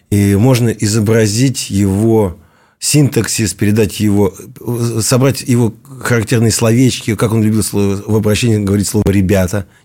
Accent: Siberia, Russia; Он одессит, я из Сибири.

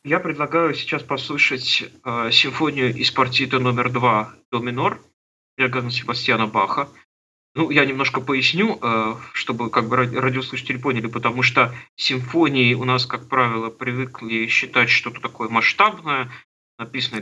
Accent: Trekhgorny, Chelyabinsk Oblast, Russia; Я родился на Урале, в Челябинской области, в городе Трехгорном, такой закрытый город. И с пяти лет я стал ходить в музыкальную школу

